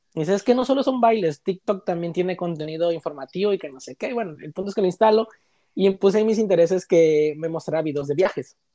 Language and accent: Spanish; Chiapas, Mexico; moved away as an adult; now in Toronto, Canada; Soy originario de Chiapas, eh, el estado que está pegadito a Guatemala.